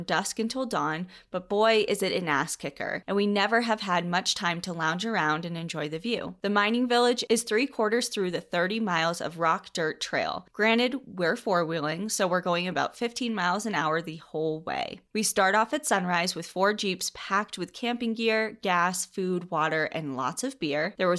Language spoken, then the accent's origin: English; Arizona, United States; To begin, I will say that growing up in Southern Arizona, I was raised in the outdoors.